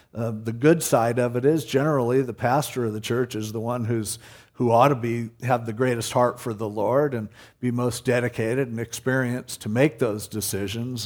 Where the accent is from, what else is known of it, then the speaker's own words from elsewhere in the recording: United States; as an American